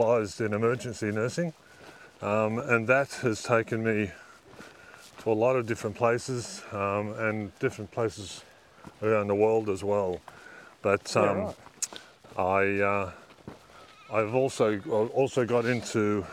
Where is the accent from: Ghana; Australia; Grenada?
Australia; Jervis Bay Territory; also born or lived in Nowra, New South Wales; I grew up at, basically HMAS Creswell on the shores of Jervis Bay.